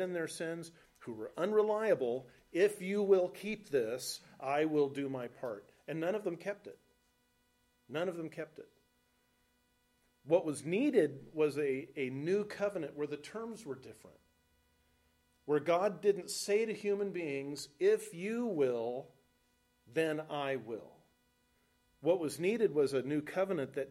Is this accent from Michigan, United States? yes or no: no; Los Alamitos, California, United States; moved away as an adult; now in Nebraska, United States; the house I grew up in Los Alamitos, California